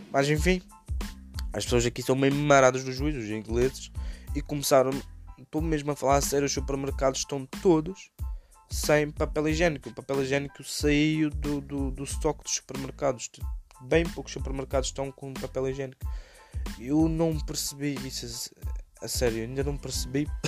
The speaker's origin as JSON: {"language": "Portuguese", "region": "Madeira", "country": "Portugal", "moved": "yes", "lives_now": "England", "said": "Eh, eu sou da Madeira, mas em 2016 vim para a Inglaterra viver para ter uma vida melhor."}